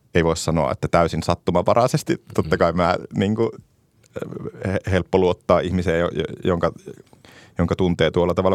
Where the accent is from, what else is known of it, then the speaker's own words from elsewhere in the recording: Ristijärvi, Kainuu, Finland; also born or lived in Kajaani; Mä oon Kainuusta Ristijärveltä kotosi